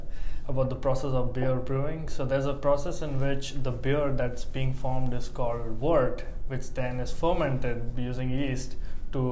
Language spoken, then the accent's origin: English; India; moved away; being born and brought up in India